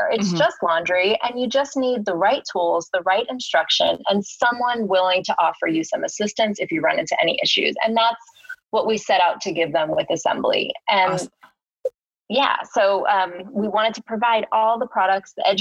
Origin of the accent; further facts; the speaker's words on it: New York City, New York, United States; a born and raised New Yorker